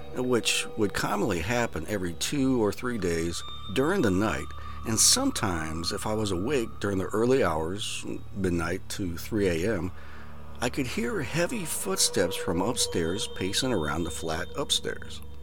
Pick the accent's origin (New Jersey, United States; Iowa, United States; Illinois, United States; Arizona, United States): Iowa, United States; I grew up in Iowa